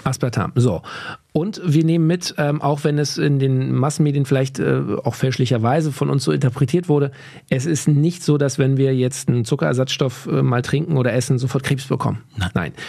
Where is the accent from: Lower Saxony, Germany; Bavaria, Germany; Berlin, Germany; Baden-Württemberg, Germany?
Berlin, Germany; da, wo ich aufgewachsen bin, in Berlin-Kaulsdorf